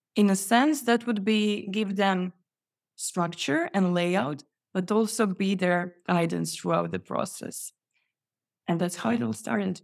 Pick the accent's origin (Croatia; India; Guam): Croatia; also born or lived in Poland; now in Sweden; Yes, that's Sweden. I moved from Poland, but I'm originally Croatian.